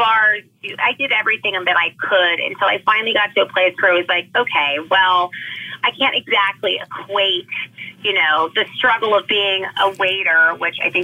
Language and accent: English; Los Angeles, California, United States; I am born and raised in California, Southern California, specifically Los Angeles